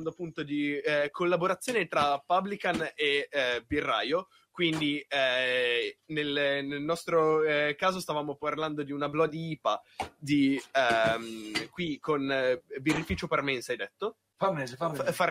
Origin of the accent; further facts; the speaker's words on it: Naples, Campania, Italy; Io sono di Napoli.